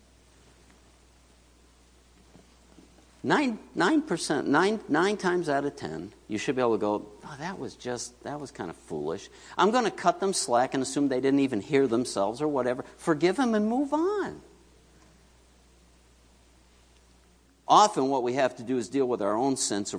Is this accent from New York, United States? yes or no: yes; New York City, New York, United States; moved away; where I grew up in Queens